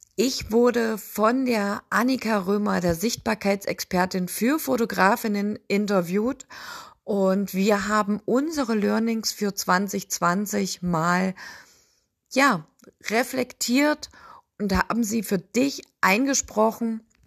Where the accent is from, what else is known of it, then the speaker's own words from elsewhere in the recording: Sangerhausen, Saxony-Anhalt, Germany; ich komme aus Sangerhausen.